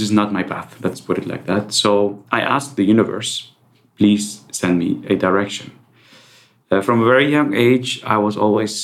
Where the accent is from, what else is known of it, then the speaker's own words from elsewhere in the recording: Netherlands; also born or lived in Iraq; I was born in Iraq. I moved to the Netherlands when I was 9.